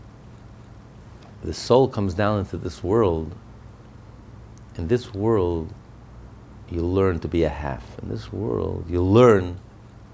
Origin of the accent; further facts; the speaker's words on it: United States; I'm an American